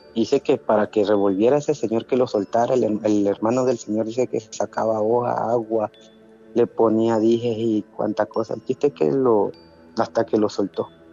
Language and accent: Spanish; Tabasco, Mexico; aquí en Tabasco teníamos un, ranchito que fue herencia de mi abuelo hacia mi mamá